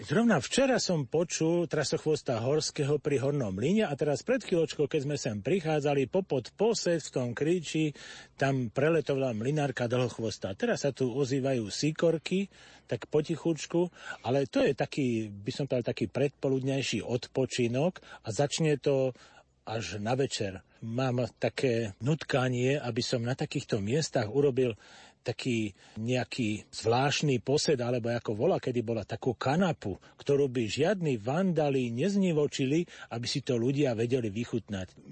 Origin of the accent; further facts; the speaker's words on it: Opatová, Trenčín Region, Slovakia; U nás v Opatovej bolo 8 kopaných studní